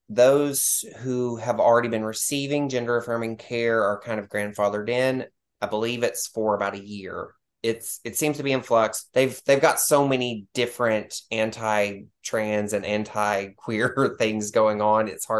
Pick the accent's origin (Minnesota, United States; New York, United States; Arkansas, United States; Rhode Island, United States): Arkansas, United States; born there; also born or lived in Tennessee / Texas; So I was born in Arkansas, but I came here to live with my family.